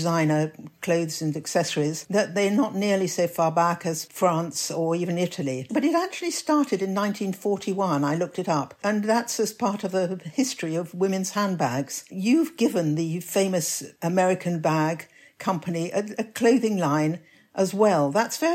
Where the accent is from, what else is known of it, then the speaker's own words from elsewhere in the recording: England, United Kingdom; Perhaps being English